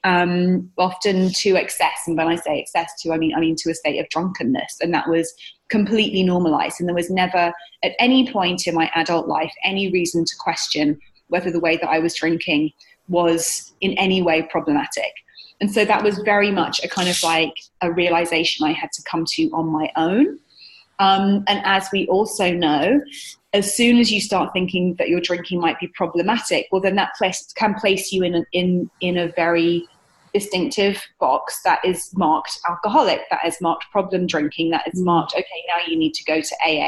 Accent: United Kingdom; moved away as an adult; now in New York, United States; I'm British. I'm based in New York here now, and I've been here for 7 years

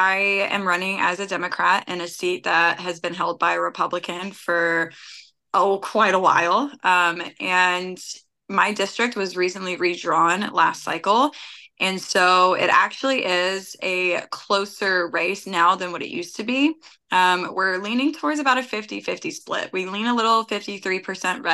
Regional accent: Ashland City, Tennessee, United States; also born or lived in Syracuse, New York / Bellevue, Tennessee / Hermitage, Tennessee / Murfreesboro, Tennessee; growing up in Ashland City, I spent a lot of time in Clarksville

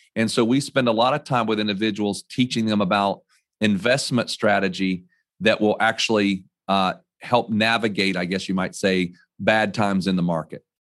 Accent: North Carolina, United States; also born or lived in New York / Connecticut; I was born and raised in North Carolina

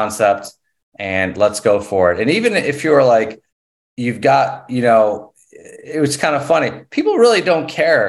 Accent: South Carolina, United States; now in Knoxville, United States; I grew up in South Carolina

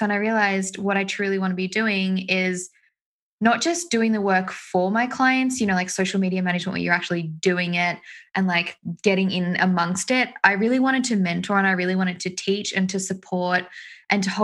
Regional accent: Australia

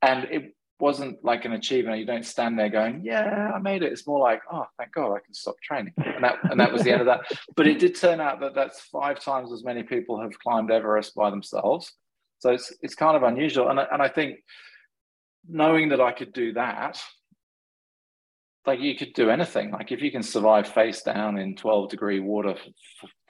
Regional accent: England, United Kingdom; moved away; I grew up in England sailing a lot

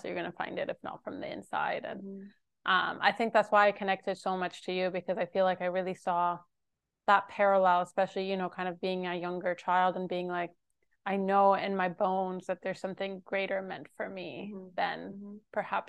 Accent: Jerusalem, Jerusalem District, Israel; growing up in Jerusalem, feel like everyone around me was so scared all mm-hmm. the time.

